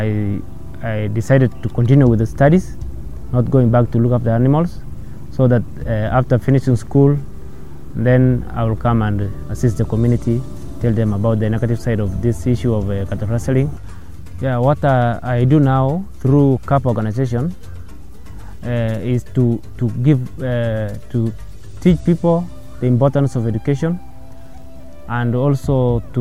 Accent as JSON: {"language": "English", "town": "Kases", "region": "West Pokot County", "country": "Kenya", "tie": "born or raised there", "said": "I was born in Kases village and in Kiwawa location, North Pokot district, West Pokot County. So I was raised in Kases"}